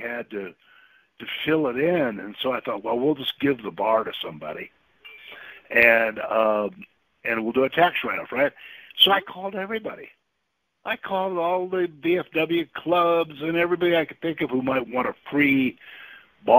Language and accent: English; South Dakota, United States; moved away; also born or lived in Malibu / California; I'm from South Dakota originally